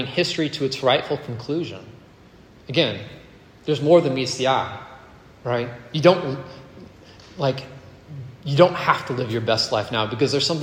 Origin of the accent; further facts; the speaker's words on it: Virginia, United States; also born or lived in Canada; I was born in Canada, but I grew up in Virginia